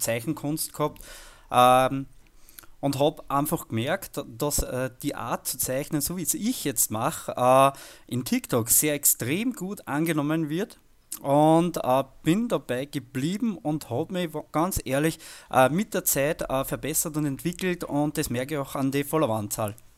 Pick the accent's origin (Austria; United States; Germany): Austria; ich als Österreicher